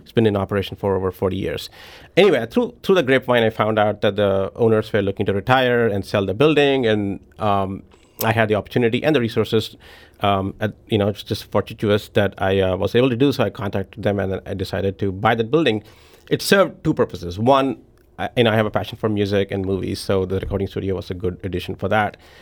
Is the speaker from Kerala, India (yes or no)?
no; New Delhi, Delhi, India; moved away as an adult; also born or lived in Memphis; now in Saint Louis, United States; I was born and raised in New Delhi